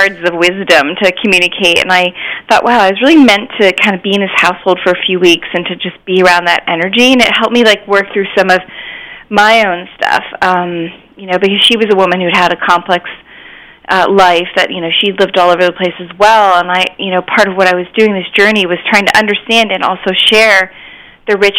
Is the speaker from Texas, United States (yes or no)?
no; Washington, District of Columbia, United States; moved away as an adult; also born or lived in New York; I ended up relocating to Washington, D.C., which is where I grew up